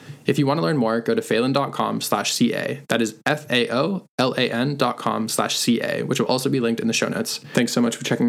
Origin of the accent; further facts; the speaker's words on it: the Berkshires, Massachusetts, United States; we are from the same hometown in the Berkshires in Massachusetts